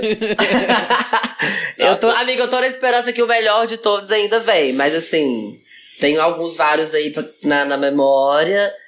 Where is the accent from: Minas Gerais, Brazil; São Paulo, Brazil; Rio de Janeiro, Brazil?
Minas Gerais, Brazil; Teófilo Otoni; Eu sou de Teoflotone, interior